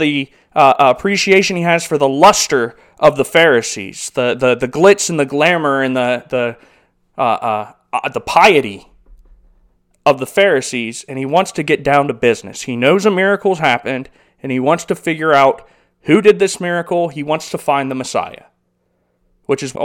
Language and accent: English; United States; as an American